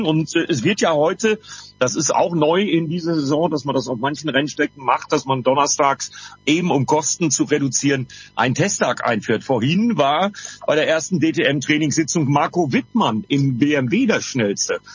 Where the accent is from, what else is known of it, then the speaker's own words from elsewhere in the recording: Bremen, Germany; Und ich als Bremer habe nur anderthalb Stunden rüber bis nach Assen.